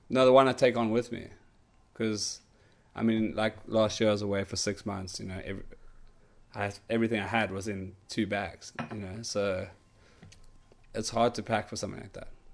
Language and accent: English; Cape Town, Western Cape, South Africa; my hometown in Hudbay